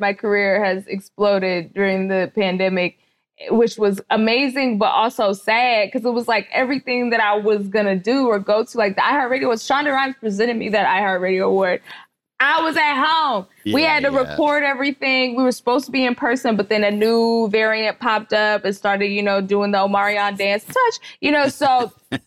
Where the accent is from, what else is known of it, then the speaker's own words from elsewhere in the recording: Dallas, Texas, United States; also born or lived in Miami-Dade, Florida; now in Los Angeles, United States; I'm from Dallas, Texas